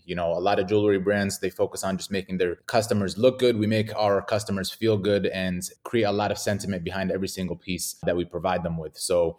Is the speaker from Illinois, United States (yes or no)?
no; Detroit, Michigan, United States; now in Arizona, United States; I'm based here in Arizona, United States, born and raised in Detroit, Michigan.